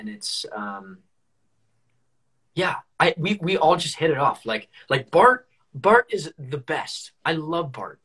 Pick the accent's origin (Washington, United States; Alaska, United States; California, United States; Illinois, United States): California, United States; I'm from California